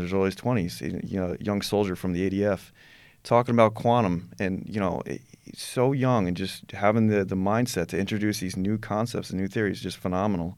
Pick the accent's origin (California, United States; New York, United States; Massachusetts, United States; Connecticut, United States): New York, United States; I'm from New York